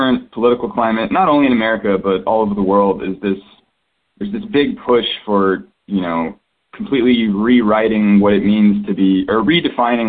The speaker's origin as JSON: {"language": "English", "region": "Texas", "country": "United States", "tie": "born or raised there", "said": "I grew up in Texas"}